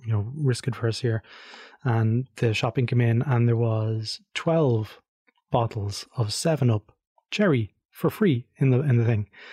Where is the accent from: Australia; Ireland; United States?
Ireland; Being Irish, of course, we speak English.